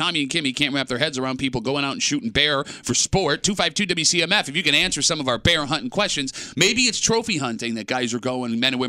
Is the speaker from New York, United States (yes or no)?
yes; Gates, New York, United States; I grew up in Gates on the border of the city.